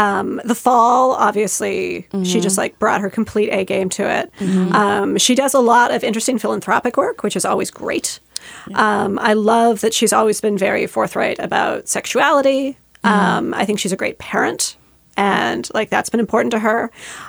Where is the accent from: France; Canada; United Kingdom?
Canada; And as a Canadian